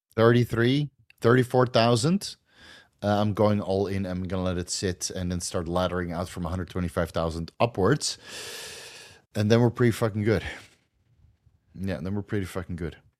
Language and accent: English; Netherlands; accent: a little bit of a Dutch accent; English is a second language; I still have a little bit of a Dutch accent, but I can pass in Holland if I speak English like this